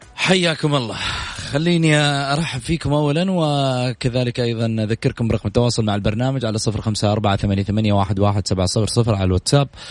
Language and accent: Arabic; Saudi Arabia; اني سعودي